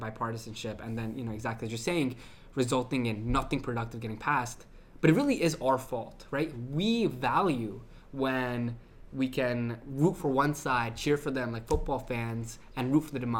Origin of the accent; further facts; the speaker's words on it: New Hampshire, United States; I'm from New Hampshire